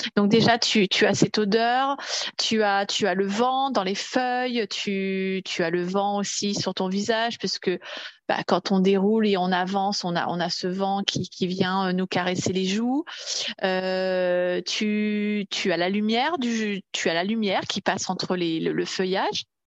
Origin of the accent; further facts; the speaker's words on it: Paris region, Île-de-France, France; je suis originaire de la région parisienne.